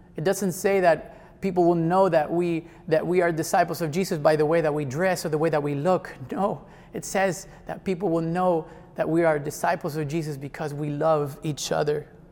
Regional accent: Mexico; now in Jersey City, United States; I am from Mexico

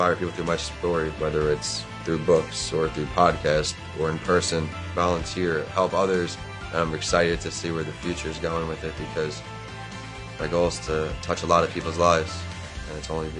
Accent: East Northport, New York, United States; moved away as an adult; also born or lived in Tampa, Florida; I'm from East Northport, New York, and I went to school at the University of Tampa. I'm 28 years old.

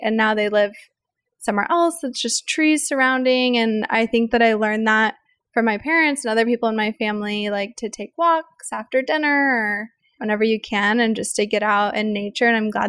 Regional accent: the Ozarks, United States; I grew up in the Ozarks. So the Ozarks are really all these beautiful big trees everywhere. And the neighborhood that I lived in, we just had trees on all the streets.

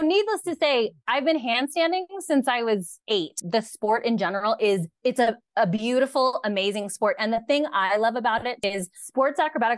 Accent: California, United States; And I am the one who will go, well, I'm from California.

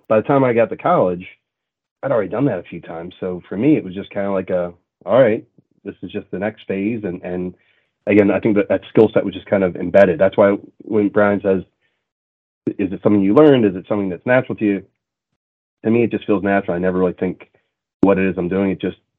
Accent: Montreal, Quebec, Canada; And I grew up in a very culturally diverse city, right? I grew up in Montreal.

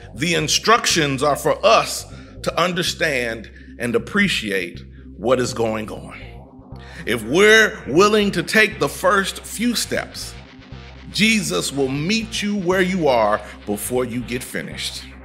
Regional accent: Midwest, United States; moved away as an adult; also born or lived in Texas; I was raised in the Midwest.

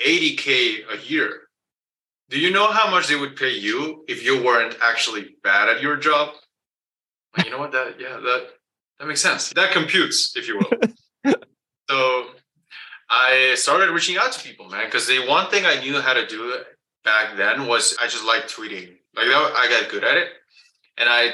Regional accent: Guatemala; English is a second language; I was born and raised in Guatemala. That's below Mexico. So English is my second language

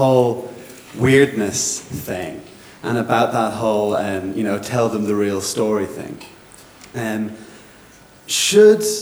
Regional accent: Ireland; moved away; I'm Irish.

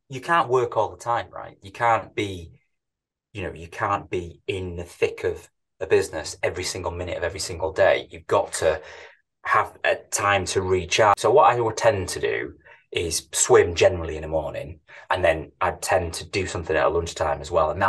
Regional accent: Manchester, North West England, United Kingdom; born and bred in manchester as you can probably tell by my, by my accent

